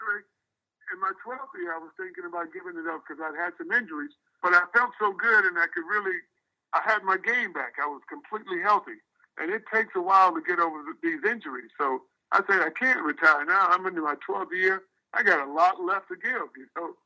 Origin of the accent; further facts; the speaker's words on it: Houston, Texas, United States; I grew up in Houston